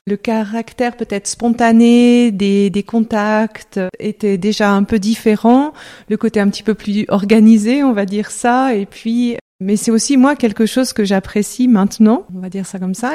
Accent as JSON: {"language": "French", "town": "Lyon", "region": "Auvergne-Rhône-Alpes", "country": "France", "tie": "born or raised there", "also_born_or_lived": "Lausanne, Switzerland / Geneva, Switzerland", "moved": "as an adult", "said": "je suis française, euh, je suis née à Lyon."}